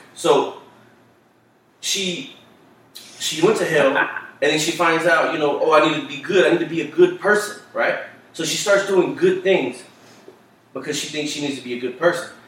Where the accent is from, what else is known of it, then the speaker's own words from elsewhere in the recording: Dallas, Texas, United States; we grew up in Oak Cliffs, it's nothing but Hispanic